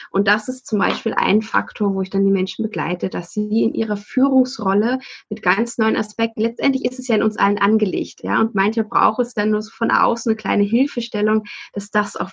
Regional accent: Saatrup, Schleswig-Holstein, Germany; also born or lived in Sylt; tatsächlich bin ich geboren auf Sylt. Ähm, bin dann groß geworden in Saatrup. Das ist ein ganz kleines Dorf in der Nähe von Flensburg, lebe aber seit fast 20 Jahren hier in Flensburg.

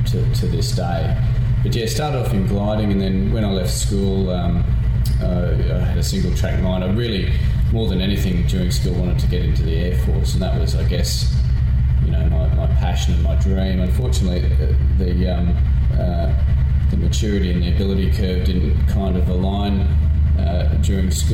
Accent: Sunshine Coast, Queensland, Australia; I grew up on the Sunshine Coast

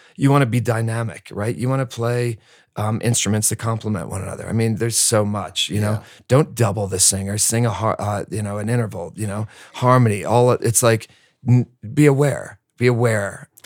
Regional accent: New Jersey, United States; also born or lived in Bronx, New York; I'm from Jersey

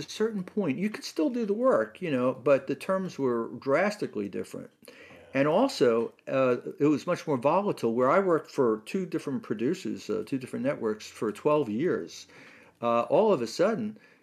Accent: New York City, New York, United States; also born or lived in Manhattan / England; I grew up in Brooklyn

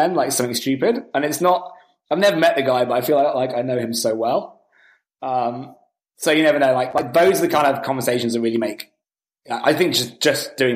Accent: United Kingdom; moved away; I'm actually British originally

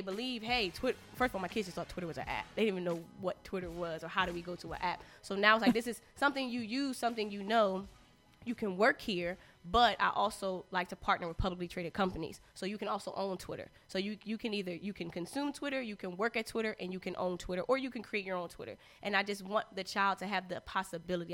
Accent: Philadelphia, Pennsylvania, United States; I went to Central High School in Philly

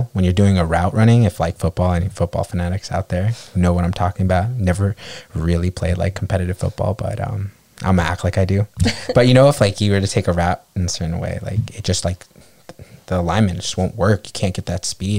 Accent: New York, United States; I grew up in New York

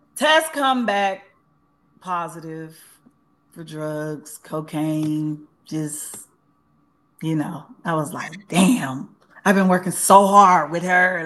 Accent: Los Angeles, California, United States; also born or lived in Tuscaloosa, Alabama; I've been in LA since I was eight years old

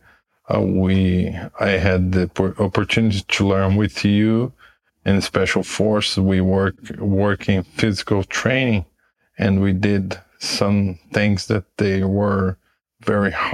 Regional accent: Curitiba, Paraná, Brazil; also born or lived in United States; I'm from Brazil. The name of my city is Curitiba. I'm 40 years old. I've been here since I was born

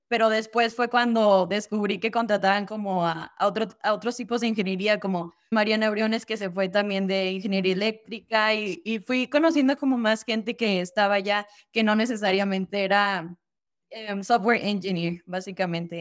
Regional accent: Durango, Mexico; moved away as an adult; nací yo en Durango, Durango, ahí estudié hasta que acabé la preparatoria a los 18

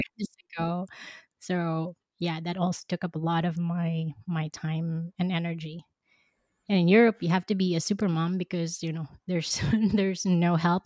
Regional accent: Philippines; moved away as an adult; now in Belgium; I grew up in the Philippines

